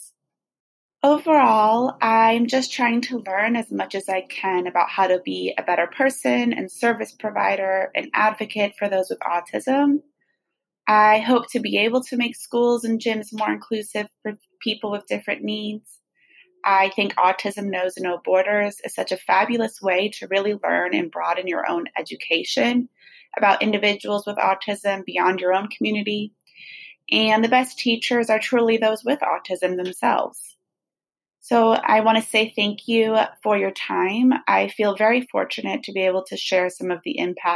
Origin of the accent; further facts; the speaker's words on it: San Rafael, California, United States; I'm from San Rafael, California in Marin County